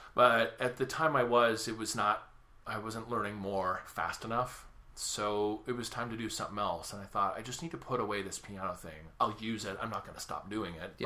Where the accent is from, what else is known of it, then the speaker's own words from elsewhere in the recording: Sacramento, California, United States; music Circus is in my hometown. That's Sacramento.